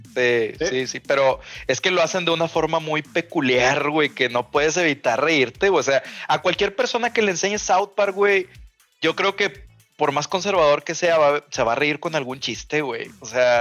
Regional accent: Mexico; nosotros somos vecinos de Estados Unidos

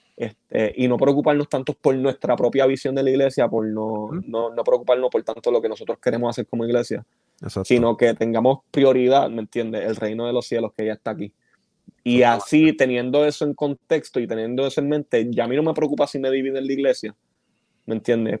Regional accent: Bayamón, Puerto Rico; yo que soy de Bayamón.

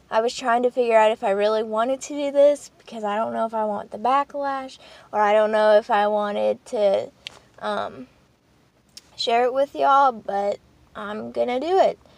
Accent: Poland; born there; first language Polish; English is a second language; And as you know from the first video, I was born in Poland and that I had a speech and language um, not uh, disability pretty much. And it's only because I would switch from uh, Polish, fluent Polish to English when I was speaking.

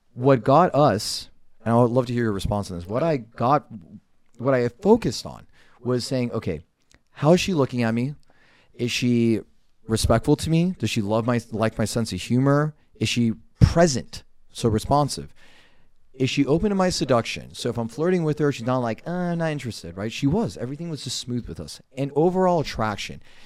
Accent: Los Angeles, California, United States; moved away as an adult; now in Arizona, United States; I grew up in Los Angeles, currently residing in the state of Arizona

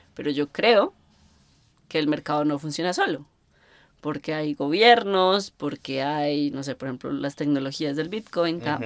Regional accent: Colombia; moved away; yo creciendo en Colombia

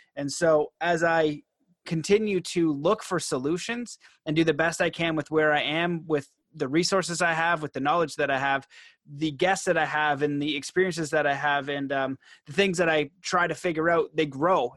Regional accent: Canada; I'm Canadian

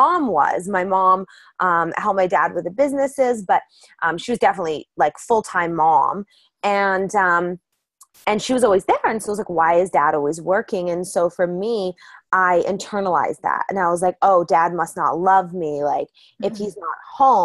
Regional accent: Calgary, Alberta, Canada; I grew up in Calgary, Alberta.

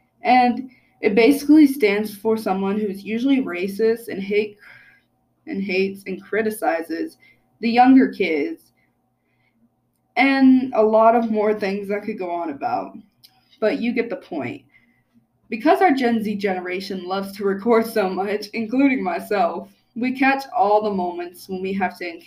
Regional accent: United States; my history of being an American

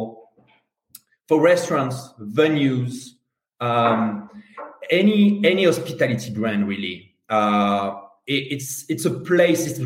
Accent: France; accent: Strong French; English is a second language; also born or lived in London, United Kingdom; now in Spain; I'm French. Strong French

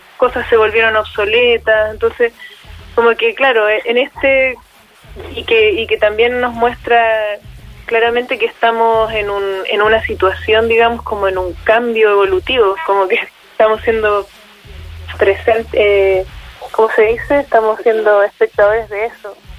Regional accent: Chile; las personas hemos estado cambiando como chilenas, chilenas

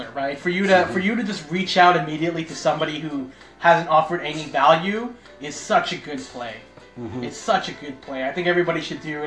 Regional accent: Toronto, Ontario, Canada; now in Markham, Canada; I was born in North York, which is essentially the town up from downtown

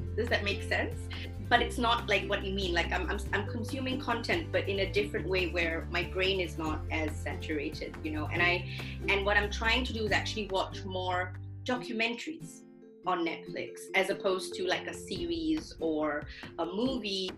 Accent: Singapore; now in Germany; I am originally from Singapore

